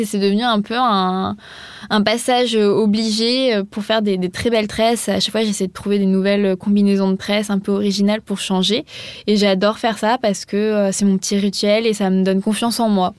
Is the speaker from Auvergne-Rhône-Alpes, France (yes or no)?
no; Montpellier, Occitania, France; moved away as an adult; also born or lived in Paris; J'ai vécu à Paris, mais je suis pas originaire de Paris, je suis originaire de Montpellier